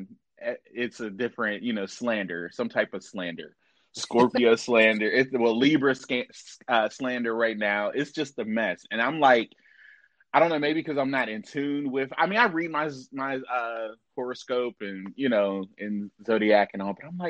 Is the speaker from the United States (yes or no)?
yes; Pittsburgh, Pennsylvania, United States; I'm from Pittsburgh